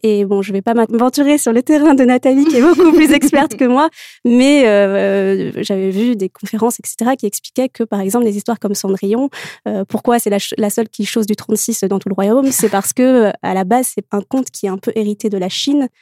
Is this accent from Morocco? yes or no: yes; Morocco; moved away as an adult; j'ai grandi au Maroc mhm. euh, où j'ai vécu jusqu'à mes 18 ans.